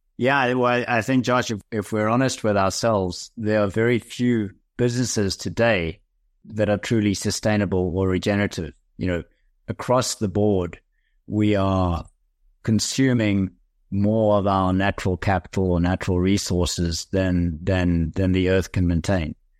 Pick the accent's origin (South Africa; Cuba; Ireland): South Africa; I am South African by birth. I did a couple of business degrees at the University of Cape Town